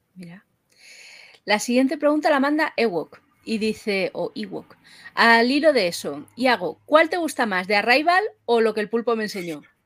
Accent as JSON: {"language": "Spanish", "town": "Madrid", "region": "Community of Madrid", "country": "Spain", "said": "yo es que soy de Madrid"}